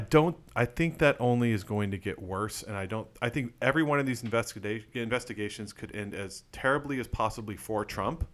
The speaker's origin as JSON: {"language": "English", "region": "Arizona", "country": "United States", "tie": "born or raised there", "moved": "as an adult", "said": "I was born in Arizona"}